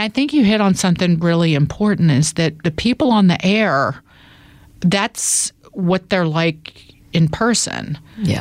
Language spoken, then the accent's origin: English; the South, United States; born or raised there; accent: country; moved away as an adult; now in New York, United States